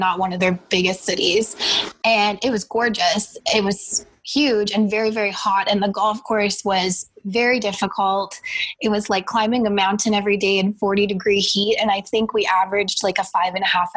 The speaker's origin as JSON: {"language": "English", "region": "Nova Scotia", "country": "Canada", "tie": "born or raised there", "said": "growing up in Nova Scotia and playing on such a windy golf course"}